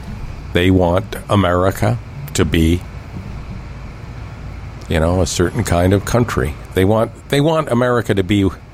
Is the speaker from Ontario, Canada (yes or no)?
yes; Toronto, Ontario, Canada; when I grew up in Scarborough.